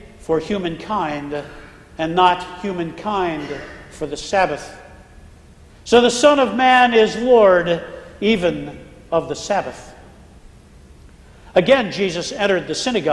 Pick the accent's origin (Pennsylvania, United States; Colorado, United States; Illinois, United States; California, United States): Pennsylvania, United States; now in Florida, United States; When I was growing up in Pennsylvania